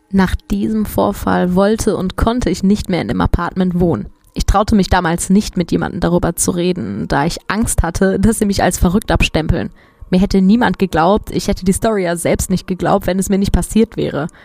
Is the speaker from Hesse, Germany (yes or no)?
yes; Geisenheim, Hesse, Germany; Meine Eltern hatten damals ein Mehrfamilienhaus in Geisenheim in Rheingau, wo ich aufgewachsen bin, in dem wir auch selbst gewohnt haben.